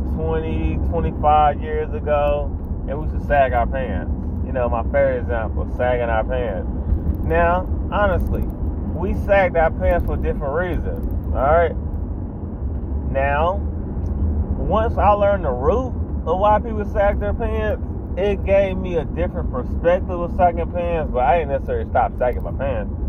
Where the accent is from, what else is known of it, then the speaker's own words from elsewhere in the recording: United States; I live in America, I'm an American